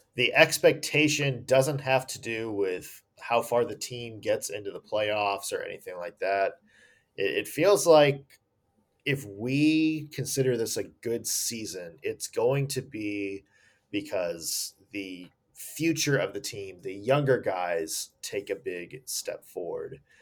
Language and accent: English; Nashville, Tennessee, United States; now in Ohio, United States; I am from Nashville.